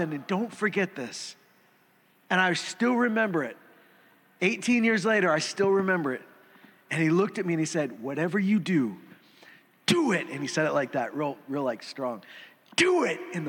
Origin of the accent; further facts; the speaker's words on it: Saskatchewan, Canada; also born or lived in Alberta; I grew up in Saskatchewan. I mean, I was born here. I've lived in Saskatchewan and Alberta